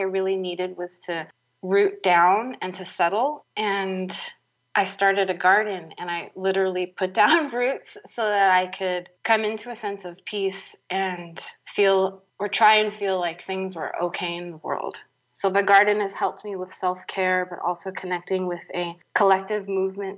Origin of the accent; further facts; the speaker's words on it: San Francisco, California, United States; moved away; I grew up in the city. I grew up in San Francisco, where we didn't have any garden space.